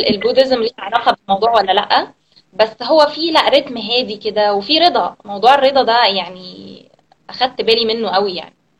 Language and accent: Arabic; Alexandria, Alexandria Governorate, Egypt; moved away as an adult; now in Cambodia; انا من اسكندريه آه، وانا بقالي هنا في كمبوديا من 2015